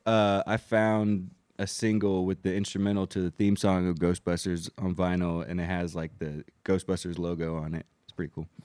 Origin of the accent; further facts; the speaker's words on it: Germany; moved away; growing up in Germany, but having these very traditional, uh, Puerto Rican and Colombian traditions with us